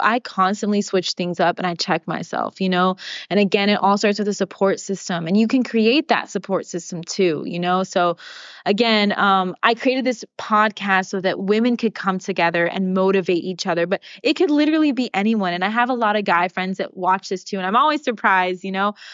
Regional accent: Sacramento, California, United States; moved away as an adult; also born or lived in New Jersey; We're both from Sacramento. And I was thinking about what it is to be from our hometown and to grow up in the same place

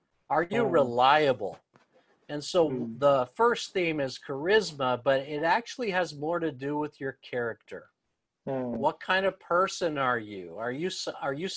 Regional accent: Los Angeles, California, United States; moved away as an adult; now in Tokyo, Japan; I'm from Los Angeles.

